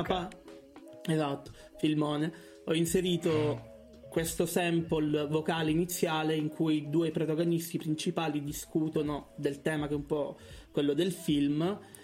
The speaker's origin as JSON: {"language": "Italian", "town": "Catania", "region": "Sicily", "country": "Italy", "moved": "as an adult", "lives_now": "Bologna, Italy", "said": "sono di Catania, eh, ma studio a Bologna da tre anni e mezzo"}